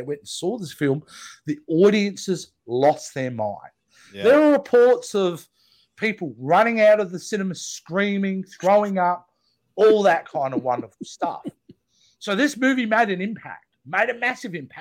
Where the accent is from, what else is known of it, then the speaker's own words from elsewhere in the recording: Australia; I'm an Aussie